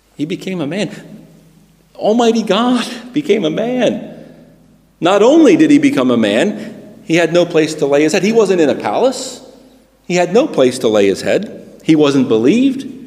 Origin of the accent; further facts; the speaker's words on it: United States; moved away as an adult; also born or lived in Britain; now in United Kingdom; I'm a Christian who happens to have been born in America